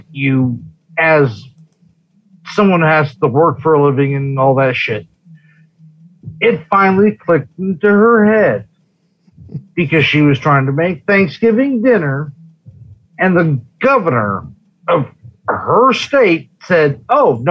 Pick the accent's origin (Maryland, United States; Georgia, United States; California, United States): California, United States; now in Nevada, United States; I grew up in California. Most of my ill-informed family is from California